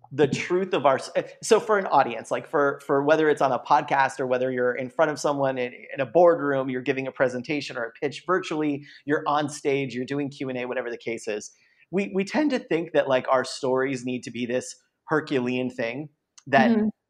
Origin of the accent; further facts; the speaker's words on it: San Diego, California, United States; I was born in San Diego.